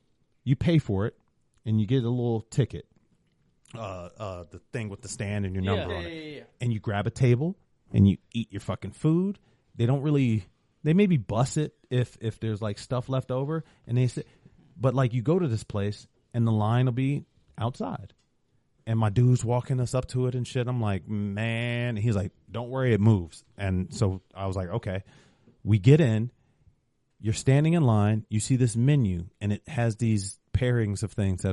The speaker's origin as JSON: {"language": "English", "town": "Cleveland", "region": "Ohio", "country": "United States", "said": "I'm from Cleveland."}